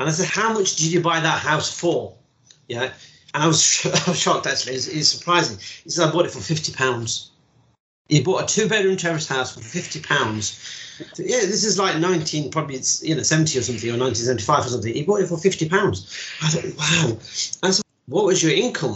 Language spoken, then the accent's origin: English; Derby, East Midlands, United Kingdom; also born or lived in Mirpur, Azad Kashmir, Pakistan